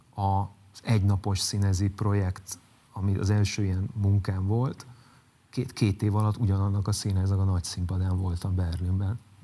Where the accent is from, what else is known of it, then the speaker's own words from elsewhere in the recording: Zalaegerszeg, Zala, Hungary; moved away; Zalegerszegről jövök